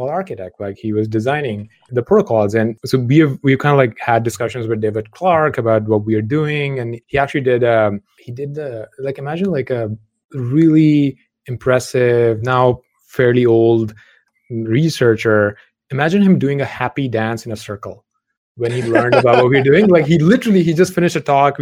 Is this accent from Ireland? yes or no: no; Lahore, Punjab, Pakistan; moved away as an adult; undergrad back in Lahore in Pakistan, where I grew up